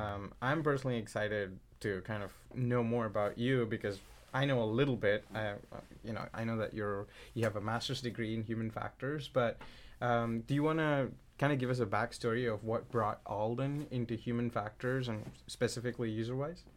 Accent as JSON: {"language": "English", "country": "India", "tie": "born or raised there", "moved": "yes", "said": "growing up in India, my mom's a doctor"}